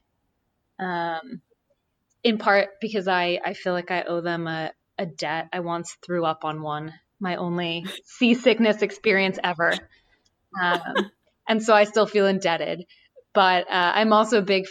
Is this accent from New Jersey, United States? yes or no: yes; New Jersey, United States; I grew up in New Jersey, but my great grandparents lived in coastal South Carolina. So I spent summers down there as a kid